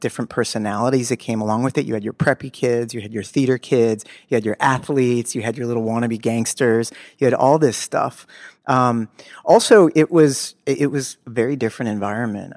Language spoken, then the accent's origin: English; Los Angeles, California, United States; I grew up in Los Angeles, in, in Bel Air, the slums of Bel Air